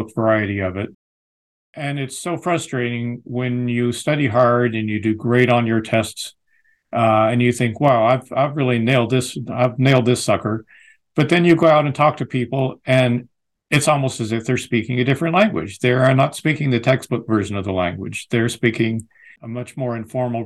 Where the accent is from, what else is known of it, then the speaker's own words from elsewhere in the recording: United States; accent: American English; moved away as an adult; also born or lived in United Kingdom; my American English